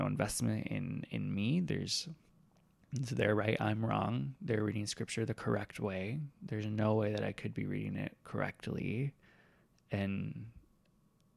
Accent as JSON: {"language": "English", "region": "Iowa", "country": "United States", "tie": "born or raised there", "also_born_or_lived": "Northwest Arkansas / Seattle", "moved": "as an adult", "said": "I grew up in Iowa"}